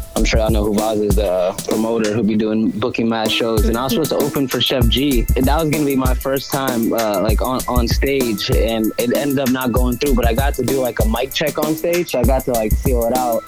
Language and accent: English; Gwinnett County, outside Atlanta, Georgia, United States; moved away as an adult; also born or lived in Malden, Massachusetts; now in Boston, United States; I grew up in Gwinnett County